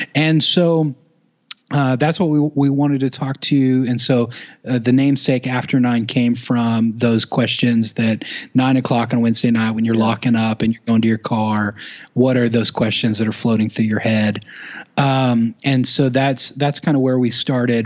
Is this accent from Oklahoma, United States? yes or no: yes; Duncan, Oklahoma, United States; born and raised in Oklahoma, um, a little town, Duncan, Oklahoma